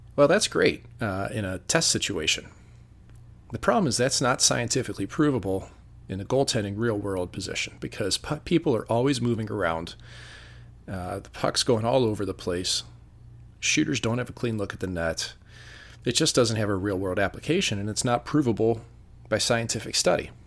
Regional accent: St. Louis, Missouri, United States; moved away; my hometown of Saint Louis was always fun to visit.

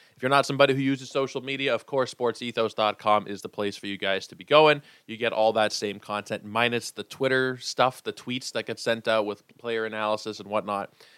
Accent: Toronto, Ontario, Canada; growing up, especially being from Toronto, being Canadian

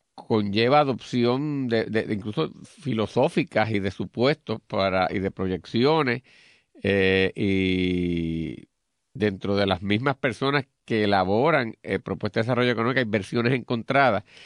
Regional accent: Puerto Rico; como los puertorriqueños

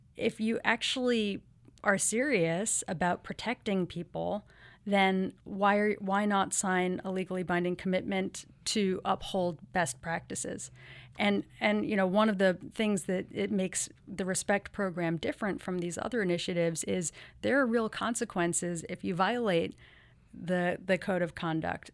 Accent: New York City, New York, United States; I grew up here in New York City

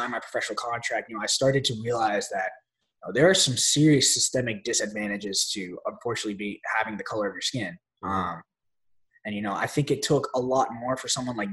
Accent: Chicago, Illinois, United States; I was born in Chicago, Illinois.

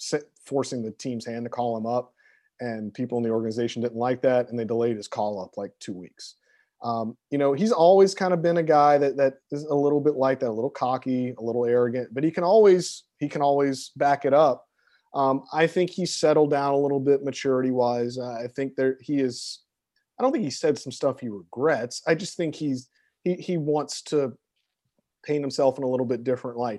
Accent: Baton Rouge, Louisiana, United States; I'm from Baton Rouge, Louisiana. I am a Southerner

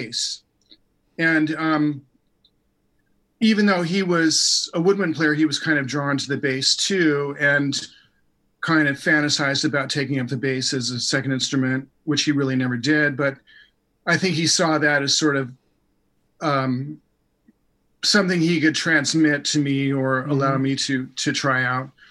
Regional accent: Los Angeles, South Orange County, California, United States; also born or lived in San Clemente, California; now in Encinitas, United States; I was born in L.A., lived in East L.A. the first 8 years or so of my life, and then my family migrated down to South Orange County, first San Clemente

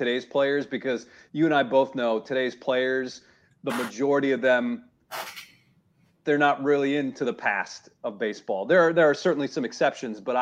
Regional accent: Harrisburg, Pennsylvania, United States; moved away; I came from Harrisburg, Pennsylvania

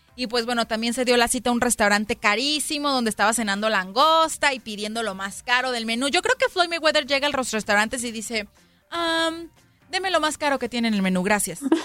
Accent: Mexico; soy mexicana

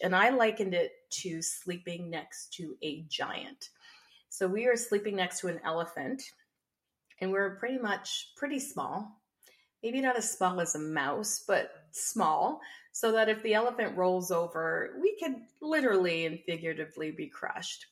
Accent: Windsor, Ontario, Canada; I was born and raised in Canada, uh, here on Turtle Island, and I've been residing here for uh, all of my 52 years on the planet. And so I currently live in Windsor, Essex County

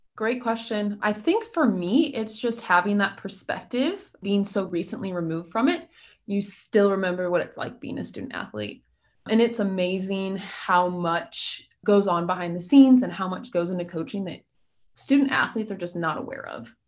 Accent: Missouri, United States; moved away as an adult; now in Oxford, United States; I'm from Missouri, so I grew up

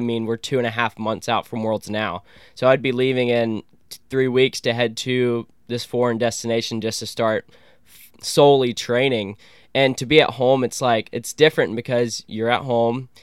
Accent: Columbus, Georgia, United States; this is my hometown

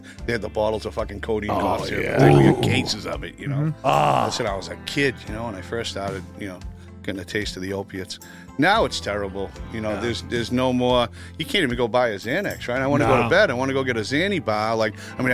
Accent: Lowell, Massachusetts, United States; I'm from Lowell

